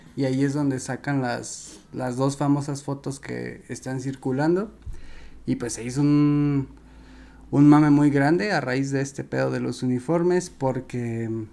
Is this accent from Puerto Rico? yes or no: no; Mexico